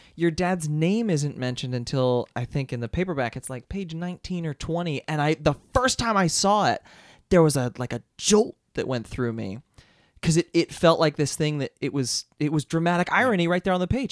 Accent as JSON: {"language": "English", "town": "Philadelphia", "region": "Pennsylvania", "country": "United States", "tie": "born or raised there", "also_born_or_lived": "Boston", "moved": "as an adult", "lives_now": "New York, United States", "said": "I grew up in Philadelphia."}